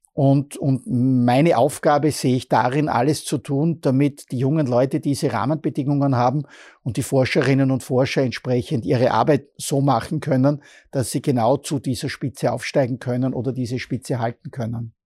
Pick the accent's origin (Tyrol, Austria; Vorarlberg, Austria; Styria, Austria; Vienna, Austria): Styria, Austria; Bruck an der Mur; now in Graz, Austria; ich komme aus Bruck an der Mur